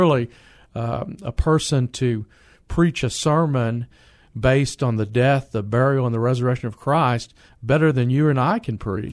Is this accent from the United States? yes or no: yes; San Antonio, Texas, United States; I grew up on the south side of San Antonio